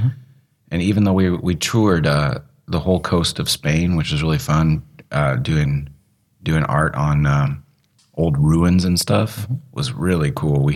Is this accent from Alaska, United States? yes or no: yes; Alaska, United States; moved away as an adult; also born or lived in Oregon / Colorado / California / Denver; now in Amsterdam, Netherlands; I grew up in Alaska. I was born in Oregon. I grew up in Alaska.